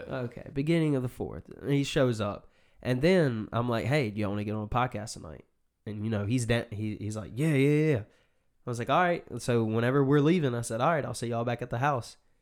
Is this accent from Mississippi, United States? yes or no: yes; Mississippi, United States; accent: southern; I feel like I have a more southern accent than you